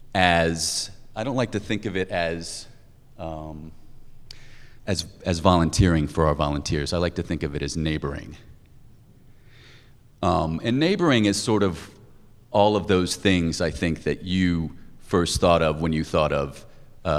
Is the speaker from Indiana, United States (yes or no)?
yes; Indiana, United States; also born or lived in New Hampshire; now in Boston, United States; I'm originally from Indiana, but I've been in New England. I've lived up in New Hampshire. I've lived in Boston for about 13 years.